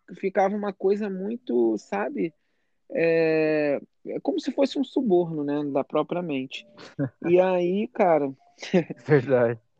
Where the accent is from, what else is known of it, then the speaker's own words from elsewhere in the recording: Rio de Janeiro, Brazil; moved away as an adult; now in United States; eu sou do Rio